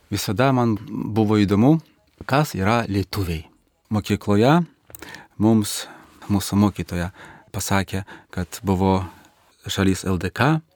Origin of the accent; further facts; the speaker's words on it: Minsk, Belarus; Lithuanian is a second language; aš važiuojant namo į Minską